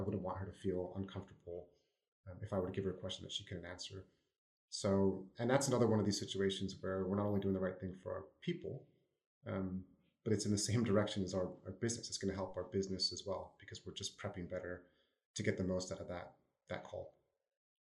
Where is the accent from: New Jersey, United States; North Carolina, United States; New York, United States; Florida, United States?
New Jersey, United States; accent: New Jersey; my New Jersey accent